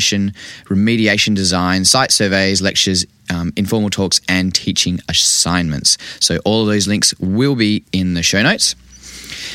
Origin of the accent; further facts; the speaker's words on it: Vancouver, British Columbia, Canada; I grew up in Vancouver